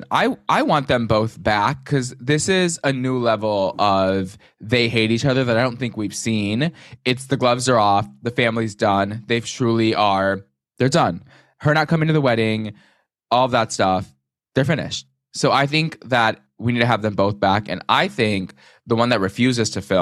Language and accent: English; Indiana, United States; I do notice that I always say your name like with that afflection, like Annie. That's how I say it because I'm from Indiana.